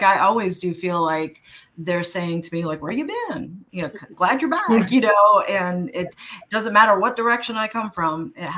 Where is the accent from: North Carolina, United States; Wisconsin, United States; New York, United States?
New York, United States; Like, even growing up in New York, I mean, I grew up in Washington Square Park, you know, and that has like little patches of grass and trees.